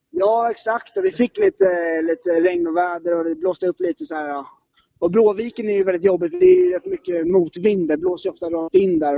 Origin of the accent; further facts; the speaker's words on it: Stockholm, Stockholm County, Sweden; kommer från norra Stockholm